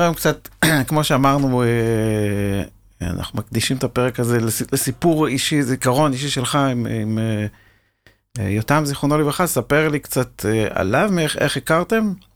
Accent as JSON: {"language": "Hebrew", "country": "Israel", "tie": "born or raised there", "said": "אני גם קיבוצניק במקור"}